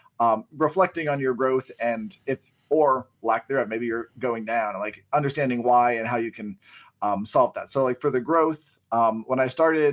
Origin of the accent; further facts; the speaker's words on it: Youngstown, Ohio, United States; moved away as an adult; also born or lived in Boardman, Ohio; now in South Carolina, United States; I grew up in the Youngstown area